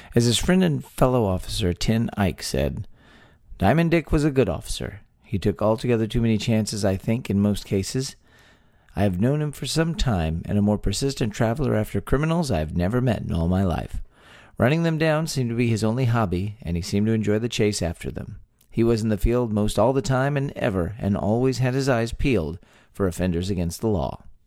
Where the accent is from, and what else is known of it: Texas, United States; born or raised there